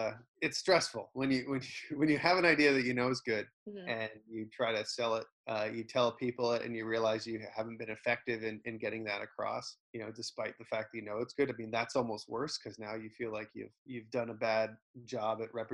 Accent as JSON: {"language": "English", "country": "Canada", "said": "You know, I'm a Canadian entertainer"}